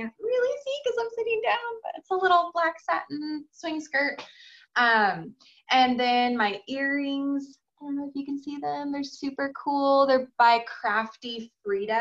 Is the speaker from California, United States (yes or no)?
yes; San Diego, California, United States; So I was born and raised in San Diego, lived there my whole entire life.